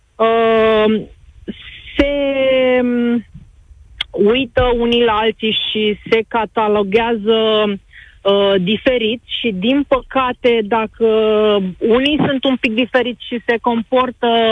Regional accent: Romania; noi ca români

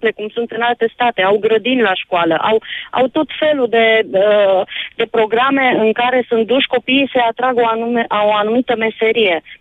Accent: Romania; ne-am născut în România, hai să rămânem români

